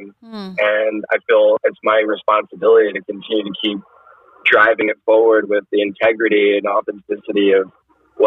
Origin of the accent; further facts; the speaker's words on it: Fresno, California, United States; moved away as an adult; also born or lived in Houston, Texas; I'm from Fresno, which, you know, Central Valley, California